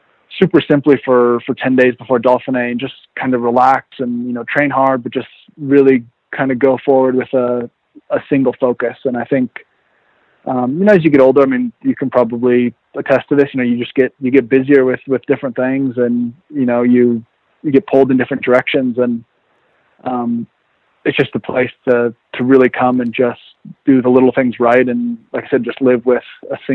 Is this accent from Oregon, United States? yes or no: yes; Oregon, United States; moved away as an adult; also born or lived in Vermont; now in Nice, France; I grew up in Oregon in the mountains